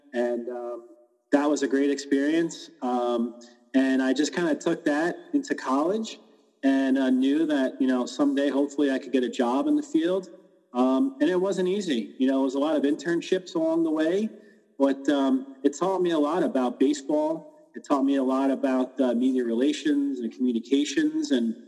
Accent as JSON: {"language": "English", "region": "New York", "country": "United States", "tie": "born or raised there", "also_born_or_lived": "Pennsylvania", "moved": "yes", "said": "growing up in New York, we had the Mets, obviously, and we went to a lot of games in Shea Stadium. But when we moved to Pennsylvania"}